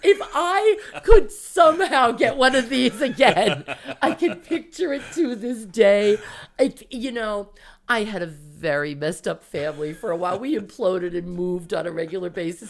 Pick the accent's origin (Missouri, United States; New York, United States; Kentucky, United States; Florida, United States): New York, United States; Long Island; also born or lived in Bayside, Queens / Suffolk County / California; I grew up on Long Island